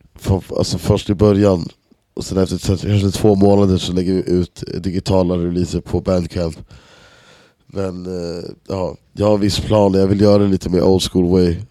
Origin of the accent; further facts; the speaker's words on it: Stockholm, Stockholm County, Sweden; moved away as an adult; now in Berlin, Germany; jag kommer från Enskededalen liksom i Stockholm och många av mina polare som man är uppväxt med